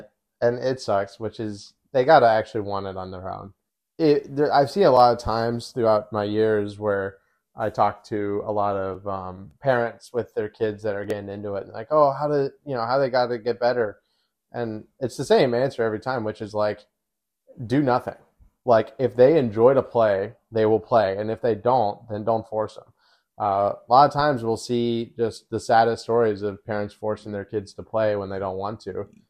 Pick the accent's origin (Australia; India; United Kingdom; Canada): Australia; Well, I'm Australian. I'm chatting.